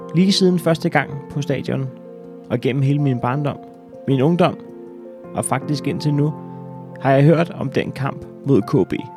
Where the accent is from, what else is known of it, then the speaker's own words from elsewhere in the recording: Næstved, Zealand, Denmark; Den 12. september 1984 blev jeg født i Næstved